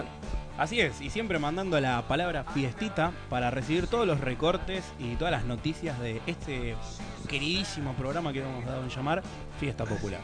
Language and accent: Spanish; Argentina